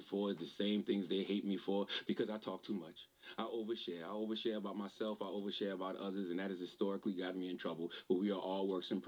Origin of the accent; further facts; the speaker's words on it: Moncks Corner, South Carolina, United States; moved away; my hometown of Monk's Corner, South Carolina